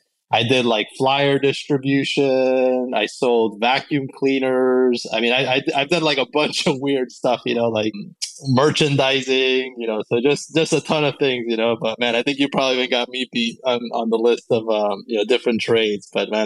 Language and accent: English; Colombia; moved away; especially when I came to live here from Colombia